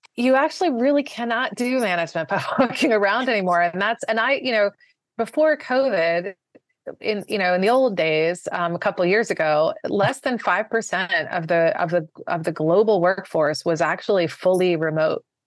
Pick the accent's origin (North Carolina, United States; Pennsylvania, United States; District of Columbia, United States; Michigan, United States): District of Columbia, United States; Washington; moved away as an adult; also born or lived in Maryland / Virginia / New York City; grew up most of the time in the D C, uh, sort of beltway suburbs for, part of the time in Maryland, part of the time in Virginia.